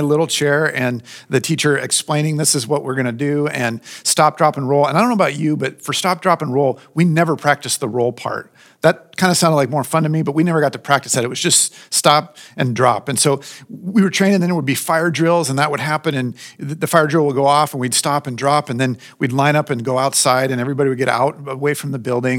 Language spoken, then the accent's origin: English; Southern California, United States; I grew up in Southern California.